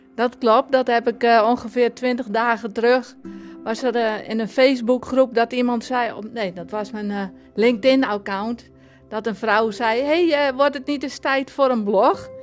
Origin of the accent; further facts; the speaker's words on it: Sonnega, Friesland, Netherlands; accent: Frisian; moved away as an adult; now in Alkmaar, Netherlands; Ik 30 september 1966 in het plaatsje Zonnega in Friesland ben ik geboren